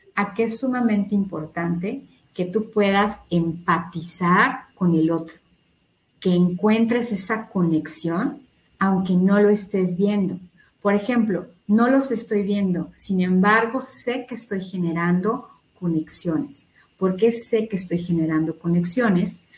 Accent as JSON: {"language": "Spanish", "country": "Mexico", "said": "todos somos mexicanos"}